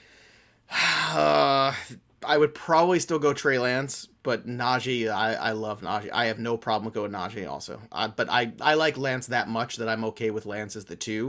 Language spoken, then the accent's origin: English; New York, United States; I'm from New York.